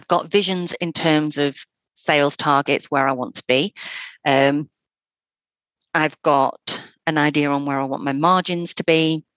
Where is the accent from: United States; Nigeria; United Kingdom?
United Kingdom; North Wales; now in Fylde Coast, United Kingdom; I'm originally from North Wales, so I moved up because of a holiday romance